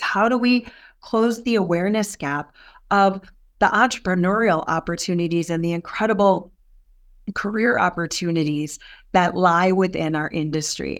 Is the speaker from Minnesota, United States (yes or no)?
yes; Albert Lea, Minnesota, United States; now in Minneapolis, United States; I grew up in Albert Lee.